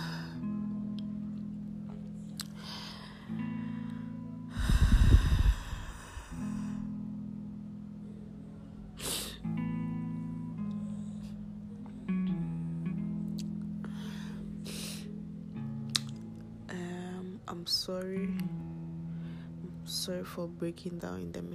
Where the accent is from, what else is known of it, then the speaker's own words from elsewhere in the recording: Ghana; I'm from Ghana